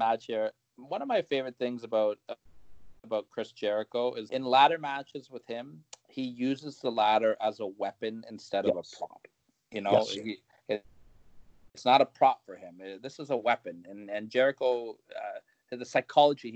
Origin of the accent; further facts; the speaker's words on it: Canada; as a Canadian